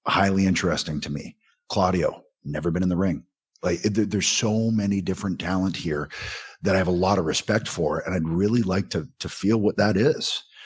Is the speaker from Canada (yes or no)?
yes; Southern Ontario, Canada; I'm a kid from Southern Ontario